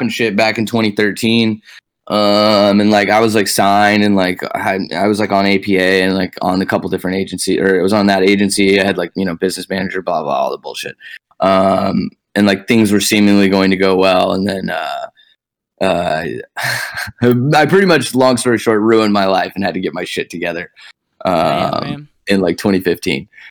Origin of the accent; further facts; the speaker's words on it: Dallas, Texas, United States; moved away as an adult; also born or lived in Boston; now in Los Angeles, United States; I was born in Dallas and I was raised there